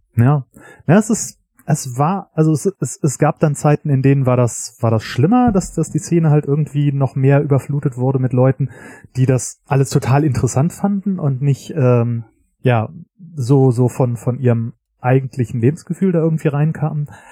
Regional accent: Göttingen, Lower Saxony, Germany; moved away; ich komme ursprünglich aus Göttingen

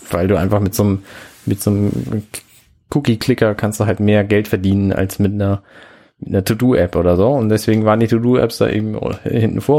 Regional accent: Hamburg, Germany; also ich glaube nicht, dass ich da als Hamburger irgendwas von haben werde, von diesem Indoor Navigation Feature.

